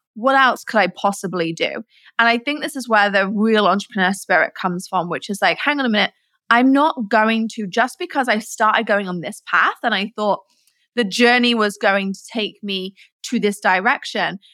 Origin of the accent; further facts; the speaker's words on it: Nottingham, East Midlands, United Kingdom; I was born in England, in Nottingham, where Robin Hood's from.